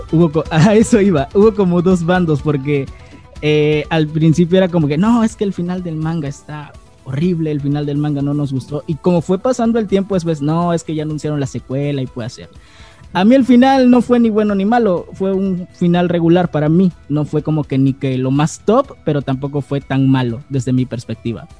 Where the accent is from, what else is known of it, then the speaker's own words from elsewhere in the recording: Acapulco, Guerrero, Mexico; soy de Acapulco Guerrero, soy de México